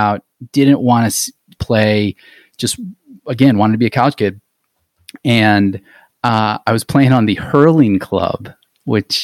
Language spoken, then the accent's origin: English; Akron, Ohio, United States; I grew up in Akron